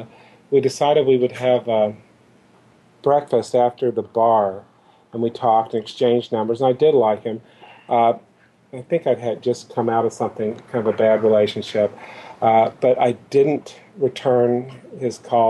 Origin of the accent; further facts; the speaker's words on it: Louisville, Kentucky, United States; I'm originally from Kentucky. Grew up in Louisville